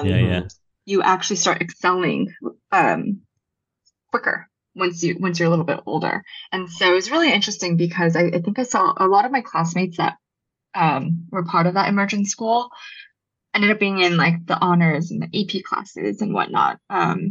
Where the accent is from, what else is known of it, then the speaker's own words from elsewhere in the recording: Culver City, California, United States; first language Japanese; I grew up in Culver City